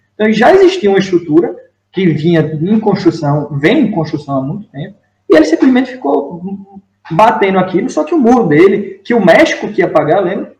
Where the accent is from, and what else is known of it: Northeast Region, Brazil; accent: nordestino; moved away as an adult; also born or lived in São Paulo; now in Portugal